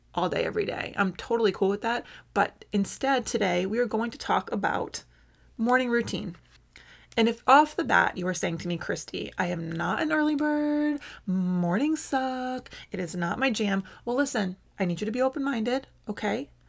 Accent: United States; I must have a donut to do my duty as an American

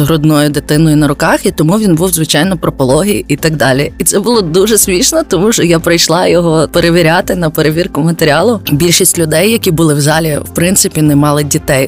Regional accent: Lviv, Lviv Oblast, Ukraine; я зі Львова

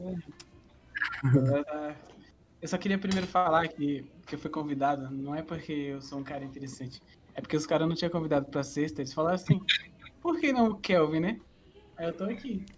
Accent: São Paulo, Brazil; moved away; eu tenho 21 anos. Eu sou de São Paulo

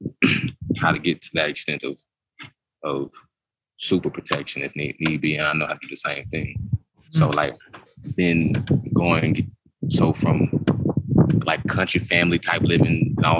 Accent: Duncanville, Texas, United States; I grew up in Duncanville specifically, but Duncanville is subsidiary to Dallas

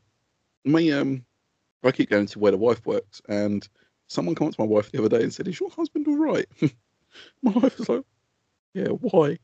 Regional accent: Essex, East of England, United Kingdom; I'm from Essex.

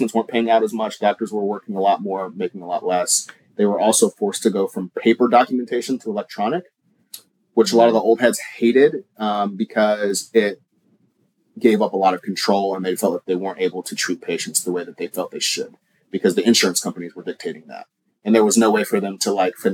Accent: Oklahoma, United States; moved away as an adult; also born or lived in Kansas City; I was born in Kansas City, was raised in Oklahoma, went back to Kansas City for school, and basically spent 10 years of my adult life after college in Kansas City

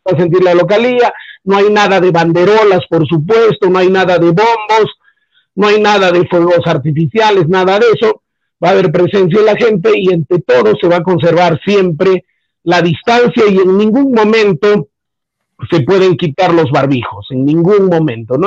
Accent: Peru

